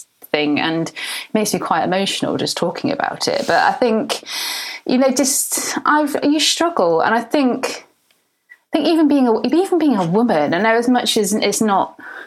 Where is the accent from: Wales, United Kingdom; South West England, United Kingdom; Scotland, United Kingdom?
South West England, United Kingdom; North Devon; I grew up in North Devon.